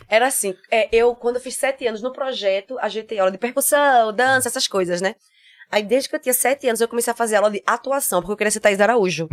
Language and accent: Portuguese; Recife, Pernambuco, Brazil; accent: nordestino; moved away as an adult; now in Germany; eu venho de Recife